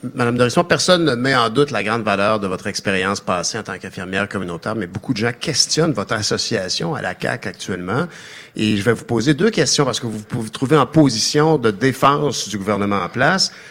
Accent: Quebec, Canada; chez nous au Québec

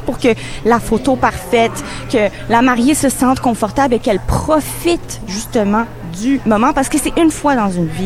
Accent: Montreal, Quebec, Canada; moi, je viens de Montréal. C'est vraiment une ville cosmopolite. Euh, moi aussi, j'ai mes origines euh, de nord-africaine, de l'Europe. Je suis née ici au Canada

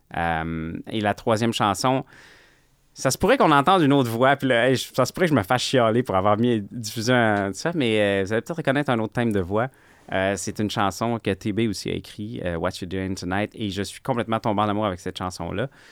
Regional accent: Quebec, Canada; Je viens du Québec

